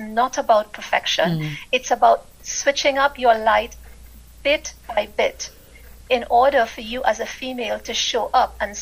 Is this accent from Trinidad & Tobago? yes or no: yes; Trinidad & Tobago; moved away as an adult; now in United Kingdom; I'm originally from the Caribbean, Trinidad to be exact, and I lived there. I was born there, and I lived there for most of my life.